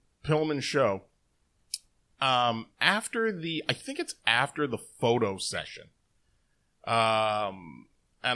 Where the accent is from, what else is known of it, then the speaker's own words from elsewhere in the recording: Toronto, Ontario, Canada; I mentioned that I was Canadian, that I was down from Toronto, you know, I was there from Toronto